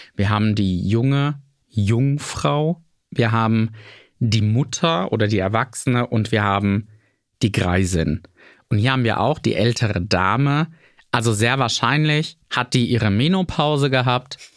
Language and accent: German; rural Bavaria, Germany; accent: Lower Franconian dialect; Zu der Zeit auf dem bayerischen Land, wo ich groß geworden bin